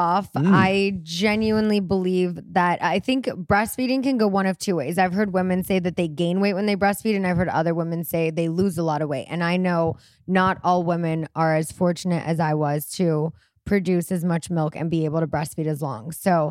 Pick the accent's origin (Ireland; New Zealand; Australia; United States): New Zealand; We're from New Zealand.